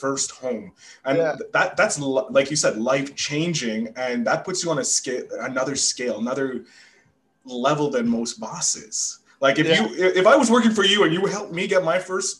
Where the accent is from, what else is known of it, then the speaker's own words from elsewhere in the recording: Canada; being Canadian